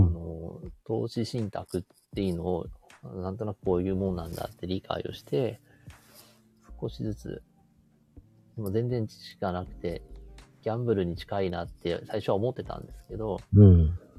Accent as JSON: {"language": "Japanese", "town": "Sapporo", "region": "Hokkaido", "country": "Japan", "tie": "born or raised there", "said": "札幌市内の自分の地元"}